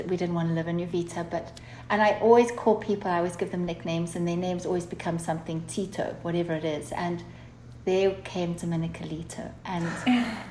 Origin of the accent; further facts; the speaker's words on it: Zimbabwe; moved away as an adult; also born or lived in United States; now in Costa Rica; we grew up in Zimbabwe, and in 2007, I left there with my two children because of political unrest and things like that, moved to the States